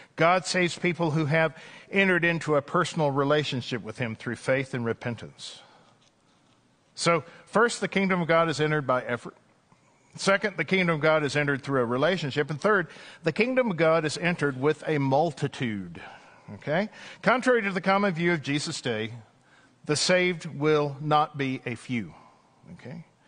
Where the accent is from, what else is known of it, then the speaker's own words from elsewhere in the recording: East Texas, United States; I remember growing up in East Texas